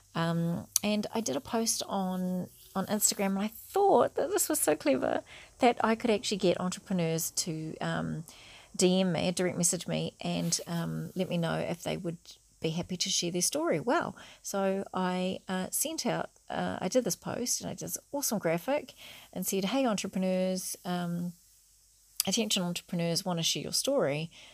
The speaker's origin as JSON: {"language": "English", "country": "New Zealand", "said": "I'm a Kiwi"}